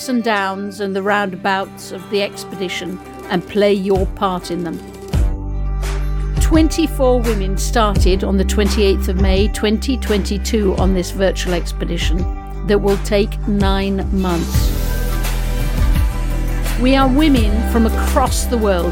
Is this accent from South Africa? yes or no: no; France; first language French; English is a second language; moved away; I was brought up French, and my first language is always French